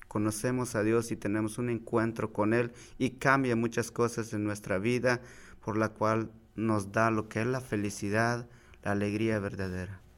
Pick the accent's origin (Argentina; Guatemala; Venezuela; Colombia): Guatemala; moved away as an adult; now in United States; me vine desde Guatemala, tenía 19 años